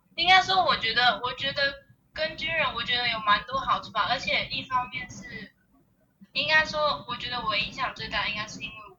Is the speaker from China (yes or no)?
no; Yilan County, Taiwan; 我是来自宜兰的